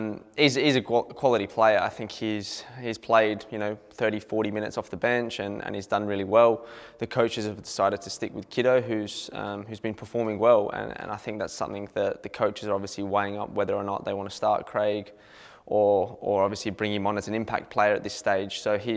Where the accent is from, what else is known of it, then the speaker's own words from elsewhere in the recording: Adelaide, South Australia, Australia; Growing up in Adelaide, that was the game as a kid you always wanted to go to as well